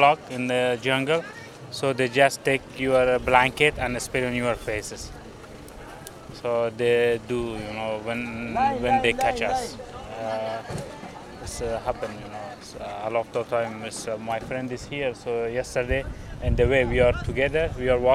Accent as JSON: {"language": "English", "country": "Afghanistan", "moved": "as an adult", "said": "I'm from Afghanistan."}